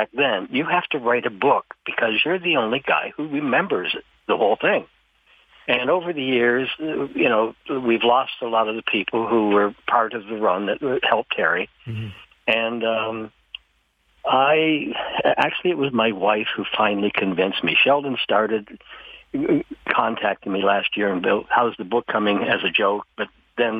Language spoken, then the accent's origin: English; St. Thomas, Ontario, Canada; also born or lived in Welland; I grew up in St. Thomas, Ontario